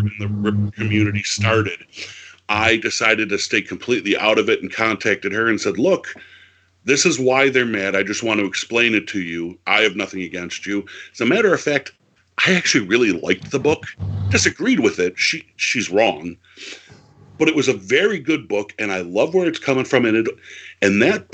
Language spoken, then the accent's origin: English; Buffalo, New York, United States; I'm from Buffalo